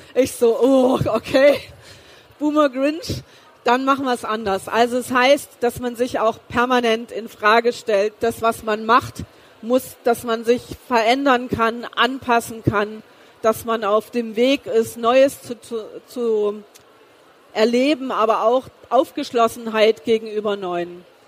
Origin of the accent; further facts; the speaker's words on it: East Germany, Germany; moved away; also born or lived in Karlsruhe; Ich bin ja geboren im Osten Deutschlands